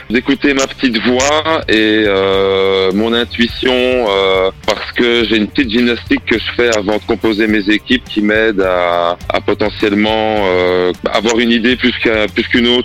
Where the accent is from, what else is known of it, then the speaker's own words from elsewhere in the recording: Liège region, Wallonia, Belgium; j'ai 38 ans. Je viens de Belgique. Et tu viens d'où en Belgique Alors, je viens de la région de Liège.